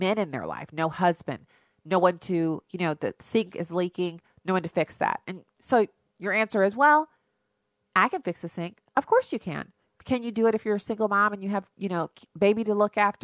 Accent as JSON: {"language": "English", "country": "United States", "said": "I'm an American"}